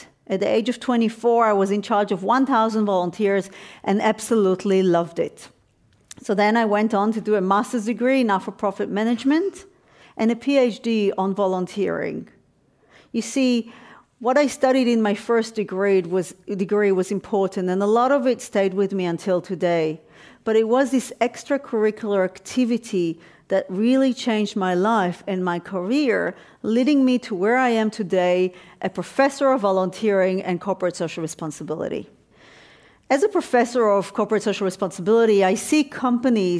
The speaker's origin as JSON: {"language": "English", "town": "Tel Aviv", "region": "Tel Aviv District", "country": "Israel", "tie": "born or raised there", "also_born_or_lived": "Jerusalem", "moved": "as an adult", "said": "I just moved from my hometown in Tel Aviv to study philosophy at the Hebrew University in Jerusalem"}